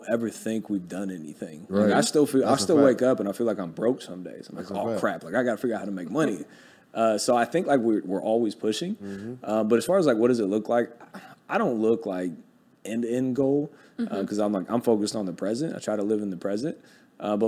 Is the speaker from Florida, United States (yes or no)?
no; Ohio, United States; I'm from Ohio